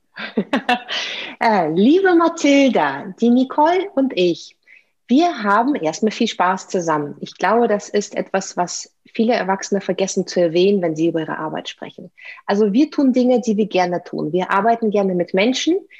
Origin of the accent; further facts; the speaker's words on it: Saint Petersburg, Russia; German is a second language; moved away as an adult; Ich, ich bin Russin, also ich bin in, in der Sowjetunion geboren, in der Stadt, die damals noch Leningrad hieß. Dann wurde sie St. Petersburg umbenannt.